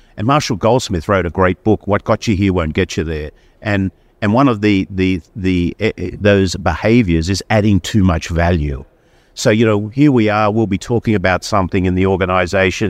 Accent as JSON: {"language": "English", "town": "Sydney", "region": "New South Wales", "country": "Australia", "tie": "born or raised there", "moved": "as an adult", "lives_now": "United States", "said": "I grew up in Sydney, Australia"}